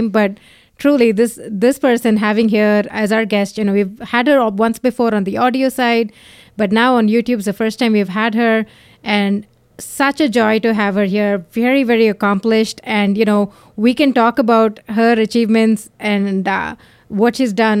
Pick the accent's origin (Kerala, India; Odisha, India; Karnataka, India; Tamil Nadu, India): Tamil Nadu, India; Chennai; We are from Madras, Chennai